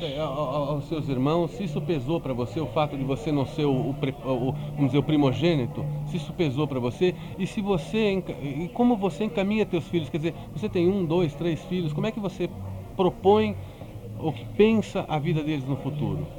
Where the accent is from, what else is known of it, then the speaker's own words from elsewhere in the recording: Brazil; como brasileiro